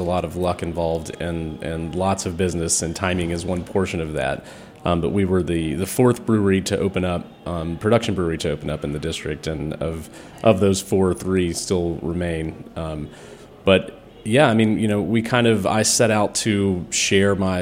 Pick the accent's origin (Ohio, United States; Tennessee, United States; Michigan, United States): Tennessee, United States; East; moved away as an adult; also born or lived in Nashville; now in Washington, D.C., United States; I grew up in East Tennessee